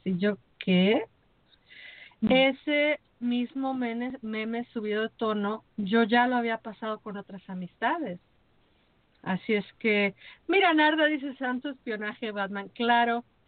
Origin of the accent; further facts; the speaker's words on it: Mexico; como mexicana